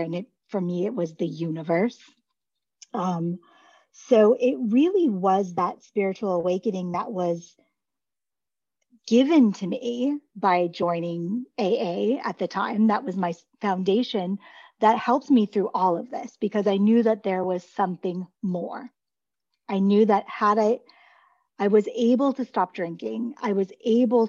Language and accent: English; Beverly Hills, California, United States; moved away; also born or lived in Detroit; I grew up in Beverly Hills